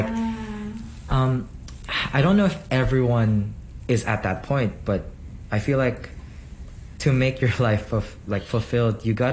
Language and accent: English; Philippines; now in Hong Kong; my hometown, the Philippines